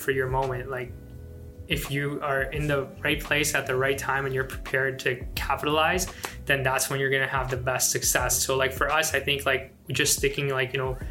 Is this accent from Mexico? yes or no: no; Afghanistan; moved away; I'm from Afghanistan